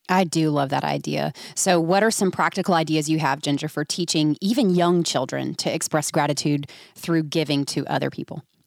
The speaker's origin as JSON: {"language": "English", "region": "Georgia", "country": "United States", "said": "I'm from Georgia"}